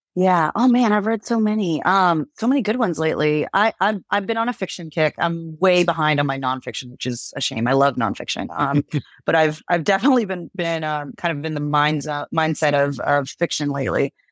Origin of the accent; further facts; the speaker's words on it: Galveston, Texas, United States; moved away; I was born in Galveston